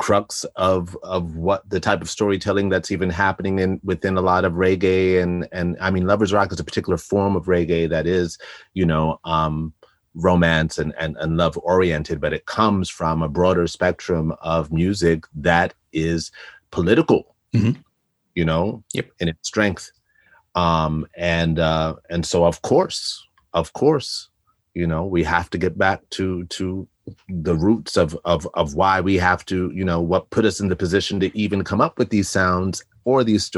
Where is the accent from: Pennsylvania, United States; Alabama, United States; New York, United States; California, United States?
New York, United States; I grew up in New York in the 80s